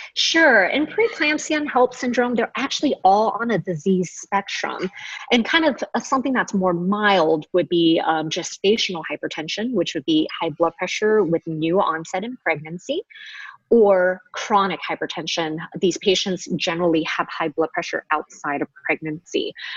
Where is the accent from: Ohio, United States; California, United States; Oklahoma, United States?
California, United States; Los Angeles; also born or lived in Honolulu, Hawaii; we're actually both from San Gabriel Valley